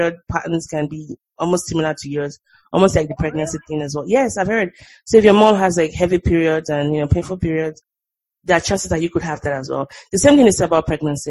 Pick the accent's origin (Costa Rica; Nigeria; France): Nigeria; moved away as an adult; now in United States; the way we grew up in Nigeria